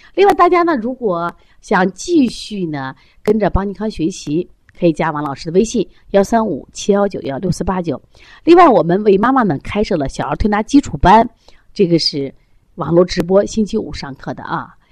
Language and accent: Chinese; China; 我中国人